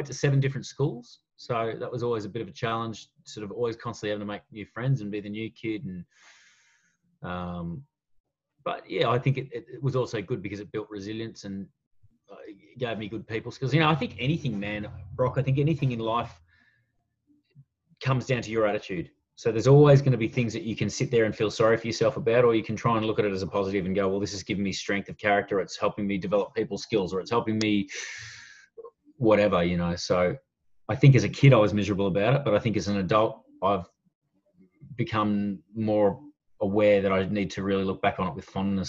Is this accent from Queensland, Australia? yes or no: no; Melbourne, Victoria, Australia; also born or lived in Hong Kong / Perth / Shepparton; So I grew up in Melbourne and Hong Kong for 6 years.